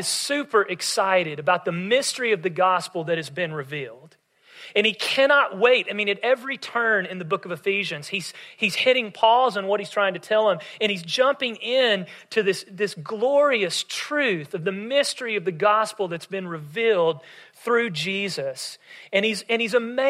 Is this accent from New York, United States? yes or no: no; West Tennessee, United States; we would stay at my mom's parents in my hometown in West Tennessee